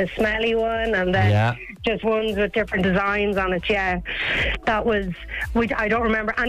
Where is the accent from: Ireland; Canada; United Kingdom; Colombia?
Ireland; Meath, Leinster; now in Dublin, Ireland; I grew up in Mead